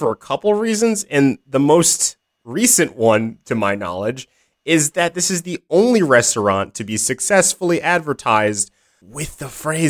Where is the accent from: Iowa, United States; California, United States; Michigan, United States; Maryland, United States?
Michigan, United States; So in Michigan, we say things like soda or pop